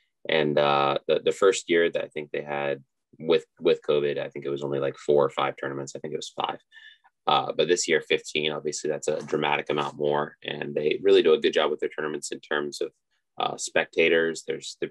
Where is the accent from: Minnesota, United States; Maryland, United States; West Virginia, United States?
Maryland, United States; Laytonsville; born or raised there